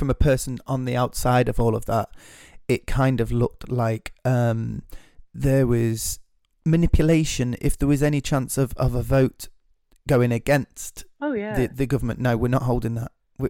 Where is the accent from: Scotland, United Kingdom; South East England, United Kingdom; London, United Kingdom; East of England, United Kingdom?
Scotland, United Kingdom; I love that part of my identity is being British, is Scottish.